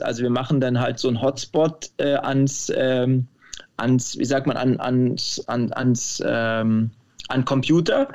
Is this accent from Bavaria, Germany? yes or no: no; Cologne, North Rhine-Westphalia, Germany; moved away as an adult; also born or lived in Stuttgart / Leverkusen; now in Ireland; Ich bin ja in Köln groß geworden